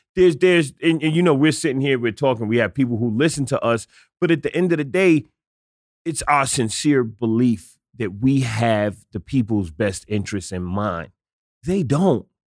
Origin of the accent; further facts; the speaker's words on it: New York City, New York, United States; I'm a kid from the South Bronx